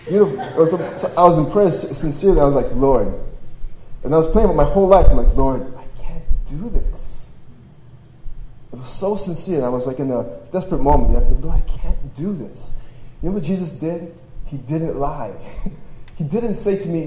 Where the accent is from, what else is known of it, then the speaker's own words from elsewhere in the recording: Toronto, Ontario, Canada; also born or lived in Poland / Austria; I was born in Poland. When I was 6 years old, my family escaped and moved to Austria for a few months, and then we moved to Toronto, Canada, and that's where I grew up.